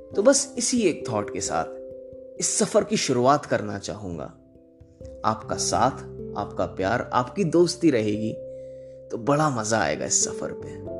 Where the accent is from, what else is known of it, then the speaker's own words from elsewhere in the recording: Prayagraj, Uttar Pradesh, India; moved away as an adult; now in Jalandhar, India; इलाहाबाद का रहने वाला हूं माफ करिएगा प्रयागराज का